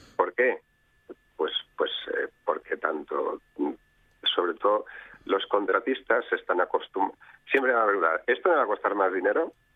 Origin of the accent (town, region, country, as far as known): Spain